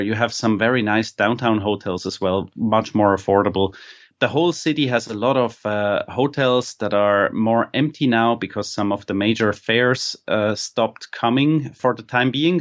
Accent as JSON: {"language": "English", "town": "Basel", "region": "Basel-Stadt", "country": "Switzerland", "tie": "born or raised there", "said": "I was not born here, but I grew up in Basel"}